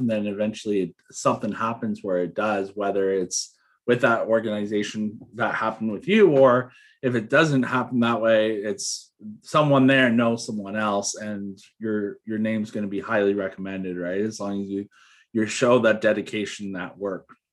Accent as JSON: {"language": "English", "town": "Toronto", "region": "Ontario", "country": "Canada", "tie": "born or raised there", "said": "I grew up in Toronto"}